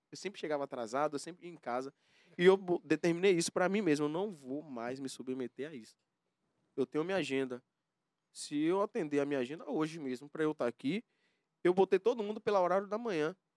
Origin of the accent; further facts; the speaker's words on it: Valença, Bahia, Brazil; also born or lived in Camaçari / Senhor do Bonfim; now in Salvador, Brazil; fui criado em Valença